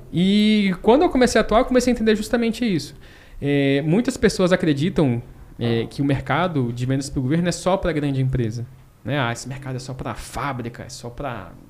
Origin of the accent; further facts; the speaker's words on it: Brasília, Federal District, Brazil; also born or lived in Manaus; sou de Manaus, né? a gente foi para Brasília quando eu tinha lá meus, meus sete anos